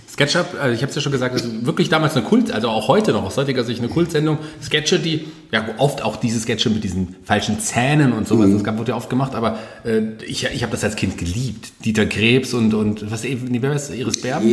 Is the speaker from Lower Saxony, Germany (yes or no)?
no; Fulda, Hesse, Germany; in meiner Heimatstadt